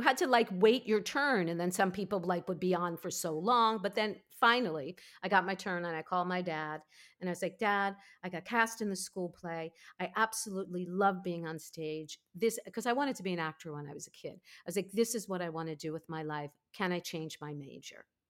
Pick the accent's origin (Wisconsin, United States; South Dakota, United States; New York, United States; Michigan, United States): New York, United States; Five Towns, Long Island; I grew up in the Five Towns. which everyone's like, what are the five towns? But it's on the south shore of Long Island, not far from Queens.